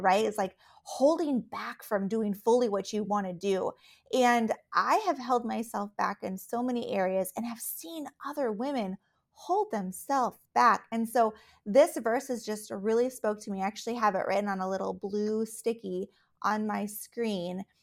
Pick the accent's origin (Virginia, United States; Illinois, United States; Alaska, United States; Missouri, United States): Alaska, United States; also born or lived in Texas / Colorado / Minnesota; now in Minneapolis, United States; I, uh, was born and raised in Alaska